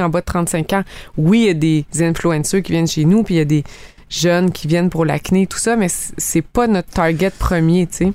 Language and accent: French; Abitibi, Quebec, Canada; moved away as an adult; now in Estrie, Canada; je viens de l'Abitibi.